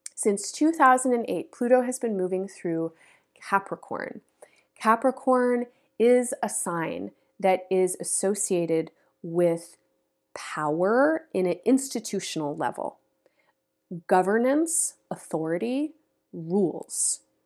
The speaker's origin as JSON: {"language": "English", "country": "United States", "tie": "born or raised there", "said": "the so-called United States, which is a place where I grew up"}